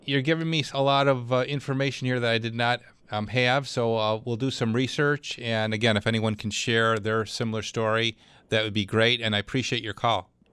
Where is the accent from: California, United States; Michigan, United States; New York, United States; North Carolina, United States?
New York, United States; Clarence; Clarence. That's my hometown